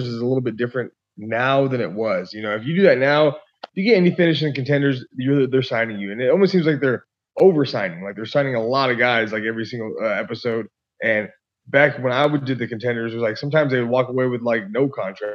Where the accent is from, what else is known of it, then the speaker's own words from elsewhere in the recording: Yakima, Washington, United States; I grew up, skateboarding and snowboarding, and I'm from a small town in Washington State, Yakima